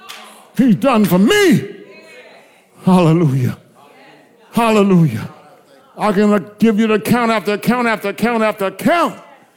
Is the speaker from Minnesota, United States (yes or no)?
no; Blair, South Carolina, United States; I come from Blair